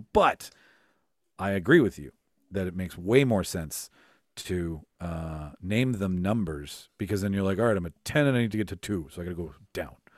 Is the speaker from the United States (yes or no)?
no; Winnipeg, Manitoba, Canada; I'm from North Kildonan